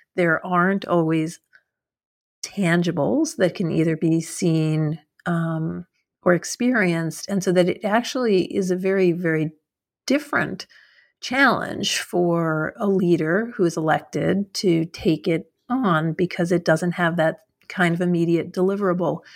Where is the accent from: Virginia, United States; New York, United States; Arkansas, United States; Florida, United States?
New York, United States; moved away; I'm originally from New York, but I wasn't in New York when Bloomberg was mayor